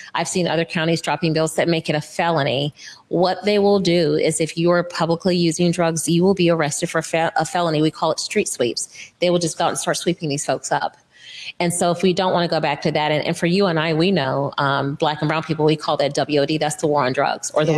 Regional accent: Florida, United States; now in Washington, United States; I'm from Florida

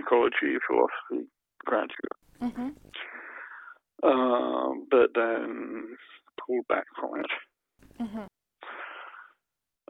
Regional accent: around London, United Kingdom; moved away as an adult; now in Berlin, Germany; In the 50s, in the 50s and 60s in England, round about London

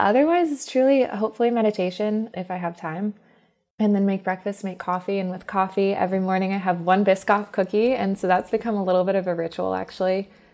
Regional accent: Alabama, United States; I'm actually Southern. I was born in Alabama

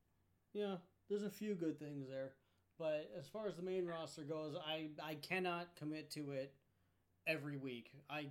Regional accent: Ohio, United States; I'm also from Ohio, where we figure out that we can do really, really, really weird things.

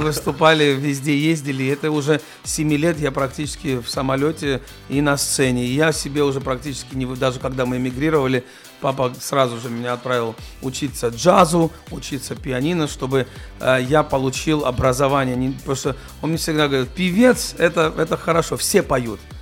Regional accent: Germany; Russian is a second language; moved away as an adult; also born or lived in Georgia; now in Russia; я рос в Германии, до этого в Грузии

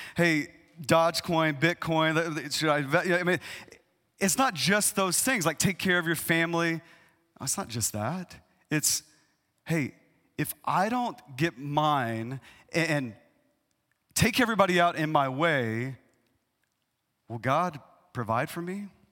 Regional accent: East Texas, United States; I, I grew up in East Texas

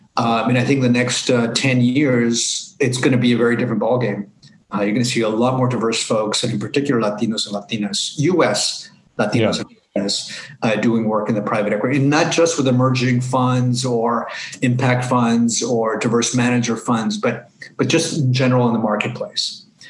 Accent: Los Angeles, California, United States; growing up in Los Angeles, to the Mexican American community.

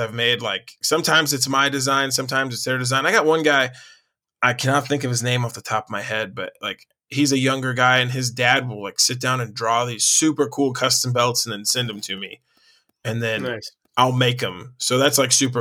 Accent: Carbondale, Illinois, United States; I'm from Carbondale, Illinois

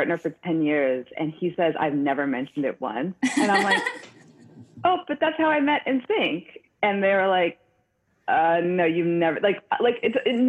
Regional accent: San Francisco, California, United States; now in New York, United States; we're both from San Francisco too

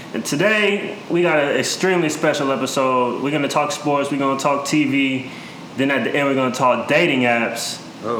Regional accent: Georgia, United States; also born or lived in Greenville, South Carolina; I moved to Georgia when I was nine years old. I spent half of my my adolescent life in Georgia

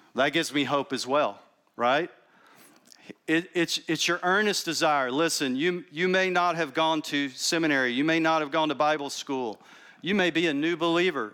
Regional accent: Texas, United States; also born or lived in New York City; now in Austin, United States; I'm from Texas originally

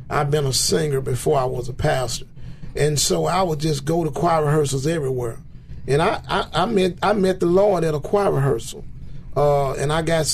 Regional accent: Memphis, Tennessee, United States; also born or lived in Somerville, Tennessee; I grew up here in Memphis. I've been in Memphis all my life

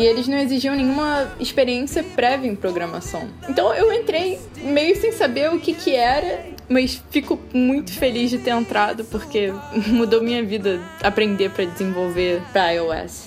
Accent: Rio de Janeiro, Brazil; Eu sou carioca, né? Desde que nasci eu moro aqui no Rio

